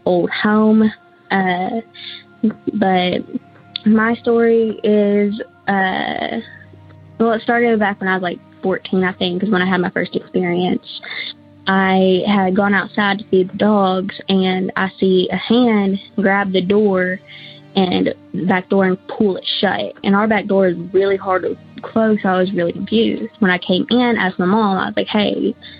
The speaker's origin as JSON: {"language": "English", "town": "Searcy", "region": "Arkansas", "country": "United States", "said": "I'm from the Searcy area of Arkansas"}